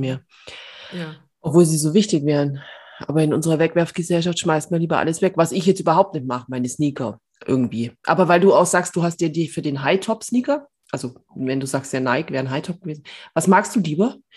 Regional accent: Bavaria, Germany; ich komme aus Bayern

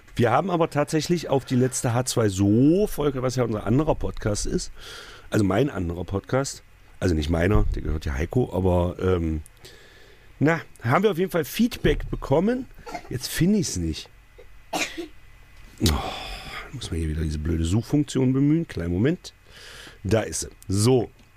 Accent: Magdeburg, Saxony-Anhalt, Germany; Ich komme aus Magdeburg

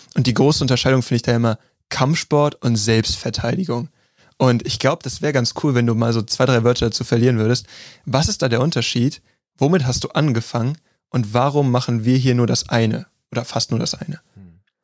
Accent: Neuss, North Rhine-Westphalia, Germany; also born or lived in Krefeld; ich habe in Krefeld gewohnt. Ich bin geboren in Neuss bei Gölle

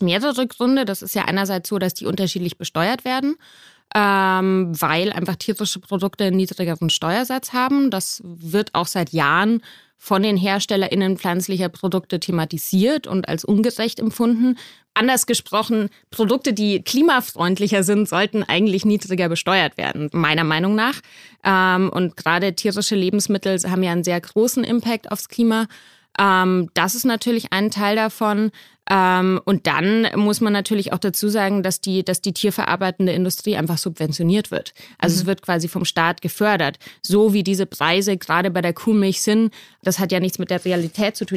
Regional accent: Munich, Bavaria, Germany; now in Berlin, Germany; Ich komme ursprünglich aus München

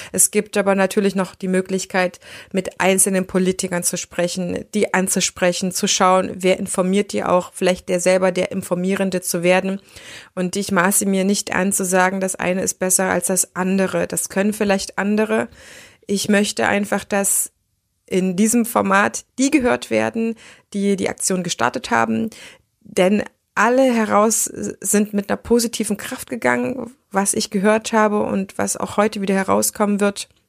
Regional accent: Erfurt, Thuringia, Germany; now in Düsseldorf, Germany; Das ist ja meine Heimatstadt, das heißt, meine Träte sind noch ein bisschen äh, da, auch wenn ich schon eine ganze Weile lang in Düsseldorf wohne.

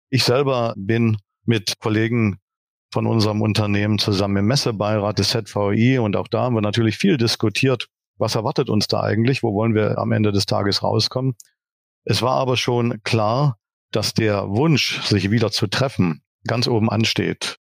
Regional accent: Saxony, Germany; ich bin tatsächlich gebürtiger Sachse auch wenn man das jetzt vielleicht im Podcast nicht direkt hört

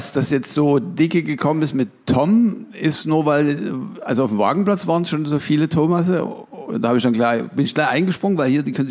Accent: Dresden, Saxony, Germany; Ich bin aus Dresden.

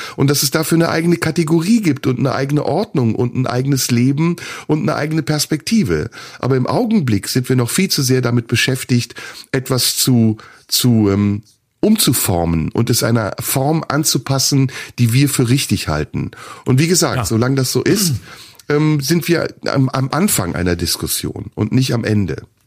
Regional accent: Turkey; now in Germany; ich bin in der Türkei geboren, aber ich lebe in Deutschland

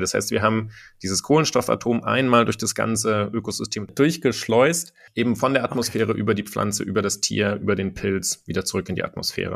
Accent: Germany; bei uns in Deutschland

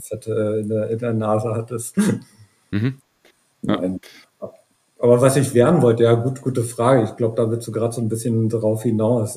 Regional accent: Brandenburg, Germany; now in Potsdam, Germany; ich bin in einem kleinen Dorf in, in Brandenburg aufgewachsen

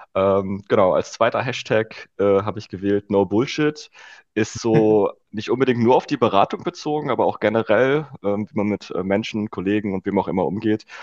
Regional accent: Rheda-Wiedenbrück, North Rhine-Westphalia, Germany; now in Berlin, Germany; Reda Wiedenbrück heißt das Städtchen

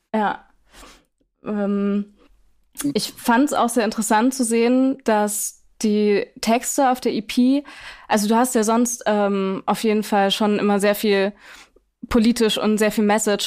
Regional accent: Schwäbisch Gmünd, Baden-Württemberg, Germany; in meiner, in meiner Heimatstadt aufgetreten, Schwäbisch Gmünd

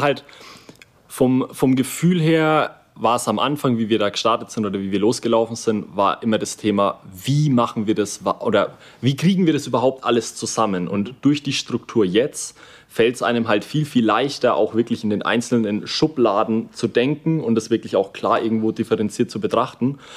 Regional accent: Kulmbach, Bavaria, Germany; wir sind aus Kulmbach

